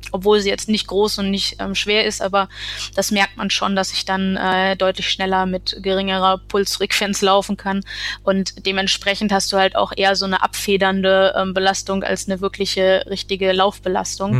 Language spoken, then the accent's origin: German; Essen, North Rhine-Westphalia, Germany; now in Münsterland, Germany; ich komme ursprünglich aus Essen